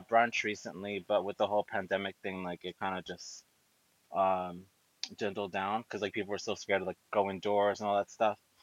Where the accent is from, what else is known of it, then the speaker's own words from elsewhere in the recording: New Rochelle, New York, United States; I grew up in I was born in New Rochelle in Westchester, um, but my family's Mexican